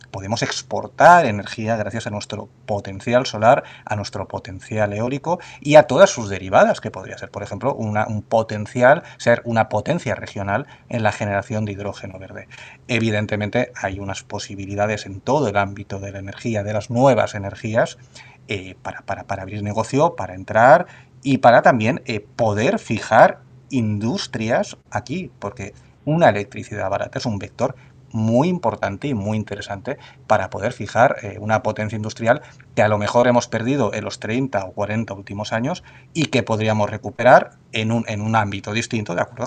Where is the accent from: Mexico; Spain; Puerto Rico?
Spain; tenemos eh, como españoles y como europeos